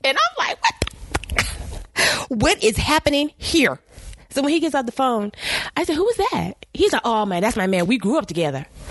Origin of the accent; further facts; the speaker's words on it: South Carolina, United States; we're both from South Carolina